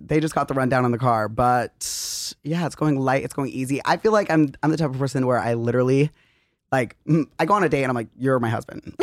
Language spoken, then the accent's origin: English; Arizona, United States; moved away; also born or lived in Utah; we grew up in Arizona